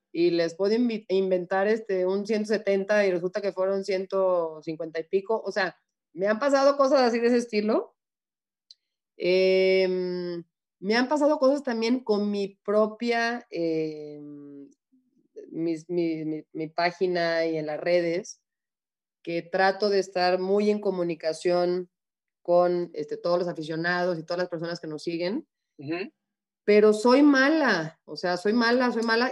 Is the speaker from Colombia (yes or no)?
no; Mexico; moved away as an adult; also born or lived in Arizona, United States; me quiero retirar en México, me quiero retirar en mi país, me quiero retirar frente de mi gente